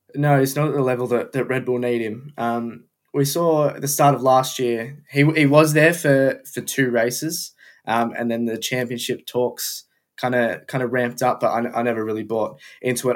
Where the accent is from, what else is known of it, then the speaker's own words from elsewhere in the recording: Melbourne, Victoria, Australia; moved away; I'm from Melbourne, Australia